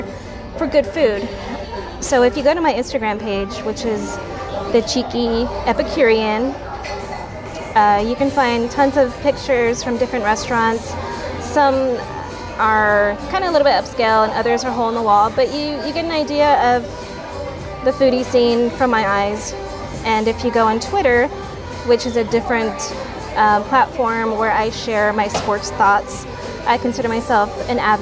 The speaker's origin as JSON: {"language": "English", "town": "San Antonio", "region": "Texas", "country": "United States", "tie": "born or raised there", "said": "I'm born and raised in San Antonio"}